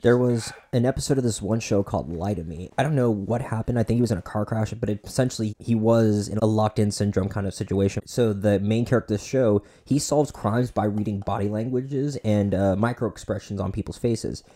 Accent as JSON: {"language": "English", "town": "Boynton Beach", "region": "Florida", "country": "United States", "said": "I'm from Boynton Beach, so you know we're South Florida boys"}